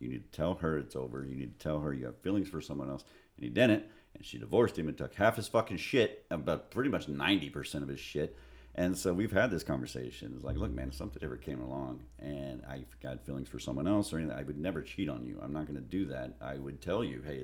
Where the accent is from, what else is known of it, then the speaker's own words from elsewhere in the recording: Texas, United States; moved away; I was from Texas